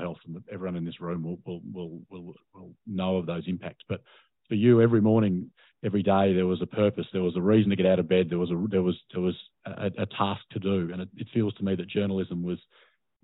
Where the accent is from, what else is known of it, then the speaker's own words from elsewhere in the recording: Australia; I'm a journalist from Australia